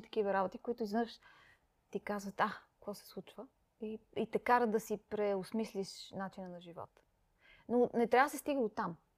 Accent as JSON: {"language": "Bulgarian", "town": "Sofia", "region": "Sofia City", "country": "Bulgaria", "tie": "born or raised there", "also_born_or_lived": "Peshtera, Bulgaria / London, United Kingdom / Singapore / Hong Kong", "moved": "as an adult", "said": "Аз макар, че не съм родена в София, аз съм родена в Пещера, но на 7 години съм дошла тук в София"}